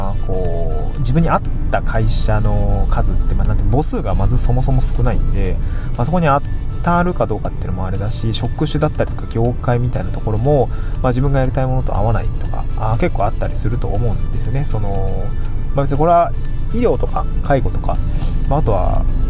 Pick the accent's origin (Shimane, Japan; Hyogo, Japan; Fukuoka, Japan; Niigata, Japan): Niigata, Japan; also born or lived in Tokyo; now in Awaji Island, Japan; 僕新潟出身で